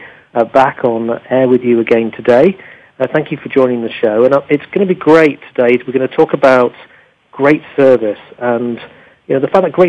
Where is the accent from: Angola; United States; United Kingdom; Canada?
United Kingdom; England; as an Englishman